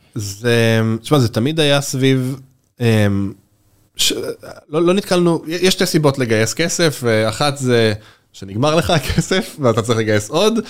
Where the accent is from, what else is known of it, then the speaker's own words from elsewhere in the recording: Israel; בתור קונסיומר ישראלי